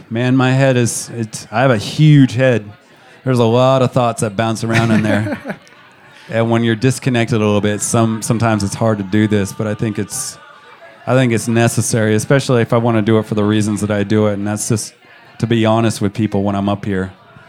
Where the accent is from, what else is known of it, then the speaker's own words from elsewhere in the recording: Georgia, United States; born there; also born or lived in Montana; I was born in Georgia. If you get me, if you get a few alcoholic beverages in me, I might start spinning a little southern accent towards your way.